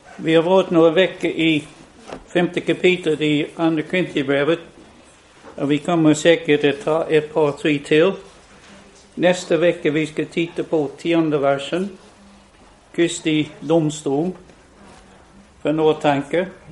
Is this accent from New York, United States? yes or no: no; West Virginia, United States; born or raised there; now in Sweden